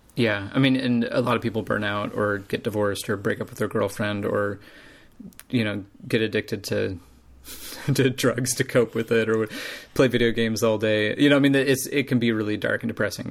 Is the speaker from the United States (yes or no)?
yes; United States; I'm American